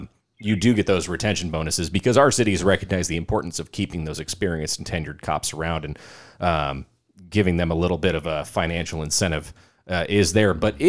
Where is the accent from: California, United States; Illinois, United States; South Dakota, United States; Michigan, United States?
California, United States; born there; I mean, while I was born in California, I only sort of kind of like during the summers grew up there.